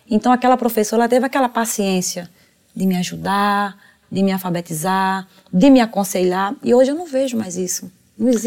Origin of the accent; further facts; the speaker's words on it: Bahia, Brazil; now in São Paulo, Brazil; eu vim da Bahia para aqui para São Paulo, né?